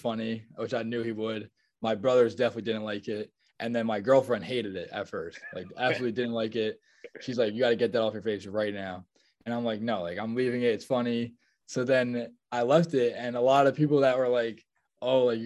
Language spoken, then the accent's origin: English; Nutley, New Jersey, United States; I'm from Nutley, New Jersey, which is like 20, 25 minutes away from my school